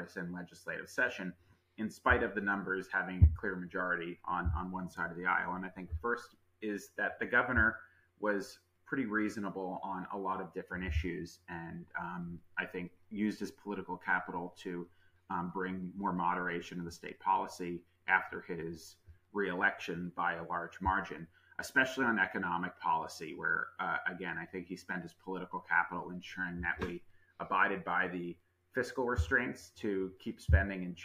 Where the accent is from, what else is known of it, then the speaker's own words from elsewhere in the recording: Greenwich, Connecticut, United States; I am from the area. I grew up in Greenwich.